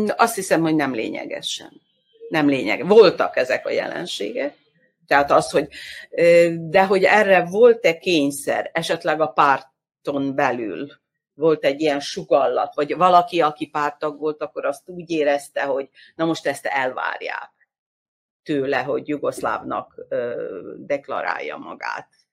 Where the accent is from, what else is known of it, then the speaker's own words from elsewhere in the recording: Vojvodina, Serbia; a mi vajdasági magyar társadalmi életünket